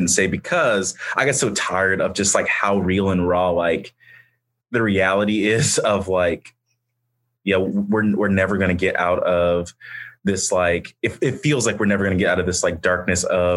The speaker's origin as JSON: {"language": "English", "town": "Indianapolis", "region": "Indiana", "country": "United States", "tie": "born or raised there", "moved": "as an adult", "lives_now": "Muncie, United States", "said": "in the neighborhood that I grew up in Indianapolis"}